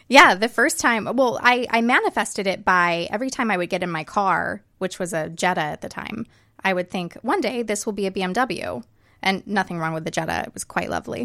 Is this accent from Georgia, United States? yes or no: yes; outside of Atlanta, Georgia, United States; moved away as an adult; now in Los Angeles, United States; I was raised outside of Atlanta in the suburbs, and I have actually been in L A exactly eleven years